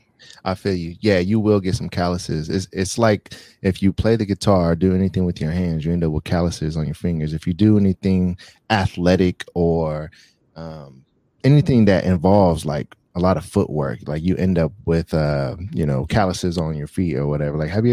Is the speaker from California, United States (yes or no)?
yes; Bay Area, California, United States; now in Las Vegas, United States; So I'm from the Bay Area. Right. So San Francisco, Oakland area. Right. Shout out Fairfield.